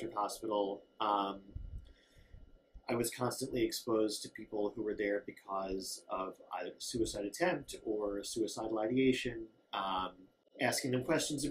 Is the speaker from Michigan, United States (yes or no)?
no; Lower Merion Township, Pennsylvania, United States; I grew up in Lower Merion Township